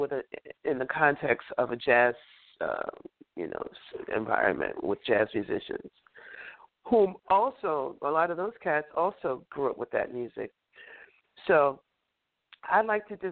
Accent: New York City, New York, United States; also born or lived in North Carolina / Boston; growing up in Harlem

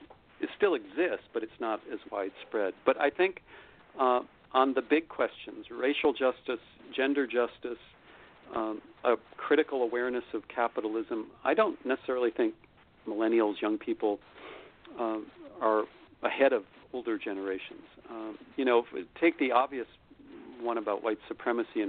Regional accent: United States; I'm an American citizen, so I've lived my entire life in the most powerful country in the history of the world

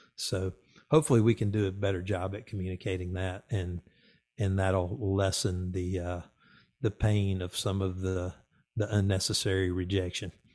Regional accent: the South, United States; I grew up in the South

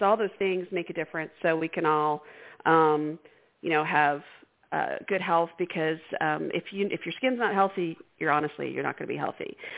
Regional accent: Houston, Texas, United States; I grew up in Houston.

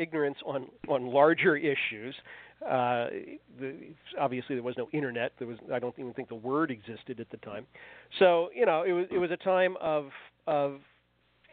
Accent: Fairfax County, Virginia, United States; I grew up in Fairfax County, Virginia, which is outside Washington, D.C., now I still live within 6 or 8 miles of the house I grew up in.

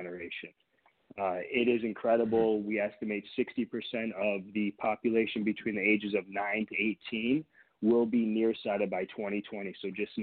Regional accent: near Detroit, Michigan, United States; also born or lived in Boston, Massachusetts; now in California, United States; I grew up in Michigan

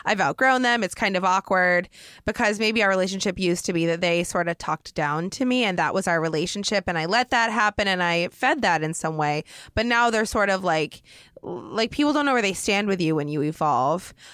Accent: Oregon, United States; moved away as an adult; I'm from Oregon, but I just moved out here when I was twenty-one

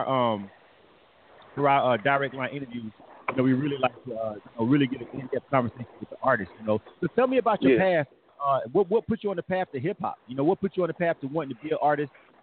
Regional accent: the South, United States; now in Atlanta, United States; I'm from the South

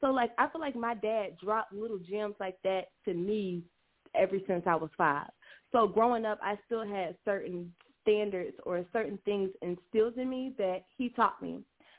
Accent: South Carolina, United States; I am from South Carolina, so a lot of people down here, you know, this is the Bible Belt.

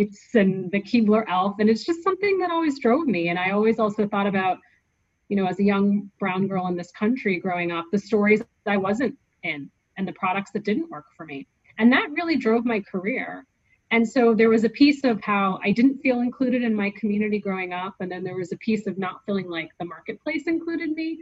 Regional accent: United States; I'm American.

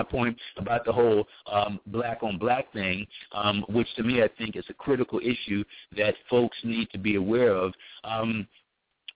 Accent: Philadelphia, Pennsylvania, United States; a black man born and raised in Philadelphia in the poor section of town, North Philly

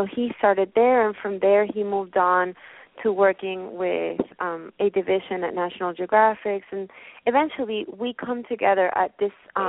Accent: Puerto Rico; moved away as an adult; now in New York, United States; I was born in Puerto Rico, and I moved to New York because I wanted to work for the photography realm.

